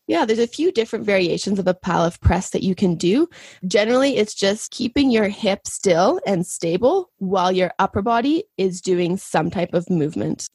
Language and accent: English; Saskatchewan, Canada; moved away as an adult; also born or lived in Spain; now in Calgary, Canada; I'm originally from Saskatchewan, And that's where I did my undergrad.